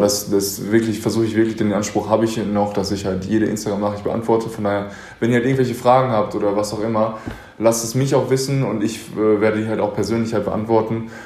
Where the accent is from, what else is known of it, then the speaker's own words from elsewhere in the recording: Paderborn, North Rhine-Westphalia, Germany; komme ich aus Paderborn, einer also sehr konservativen Stadt